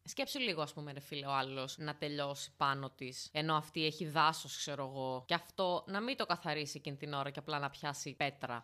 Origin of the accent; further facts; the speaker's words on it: Larissa, Thessaly, Greece; στο χωριό μου στη Λάρισα